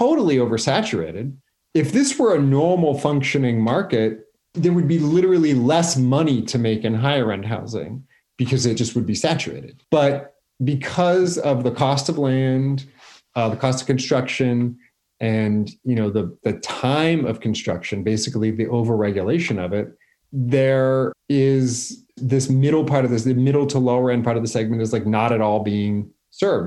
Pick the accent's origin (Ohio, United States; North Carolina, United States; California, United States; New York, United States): California, United States; San Francisco; also born or lived in Napa Valley; I grew up in Noe Valley, so right next to the Mission